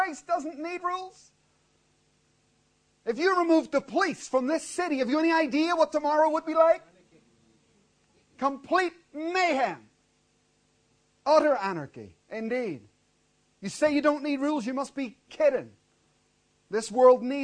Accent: Belfast, Northern Ireland, United Kingdom; moved away; I grew up in Belfast, and that was one lawless city

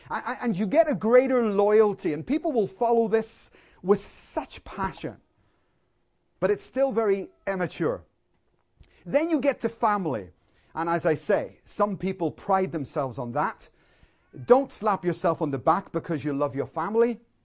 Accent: Northern Ireland, United Kingdom; I grew up in Northern Ireland in a war zone

